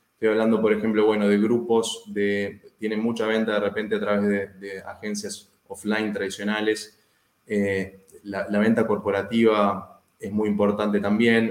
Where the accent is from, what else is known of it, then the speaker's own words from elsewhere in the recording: Uruguay; yo vivo en Uruguay, soy uruguayo